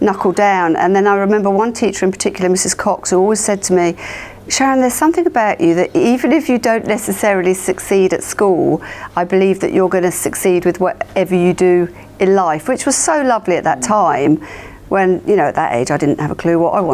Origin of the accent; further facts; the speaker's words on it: Hemel Hempstead, East of England, United Kingdom; also born or lived in Manchester; home is in Hertfordshire. I was born in Manchester and my parents moved when I was young to Hertfordshire. So that was where I was living